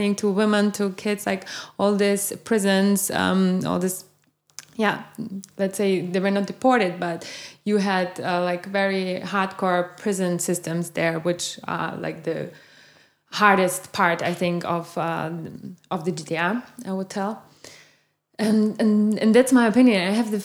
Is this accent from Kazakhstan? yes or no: no; eastern Germany, Germany; When we came here in the 90s, I grew up in Eastern Germany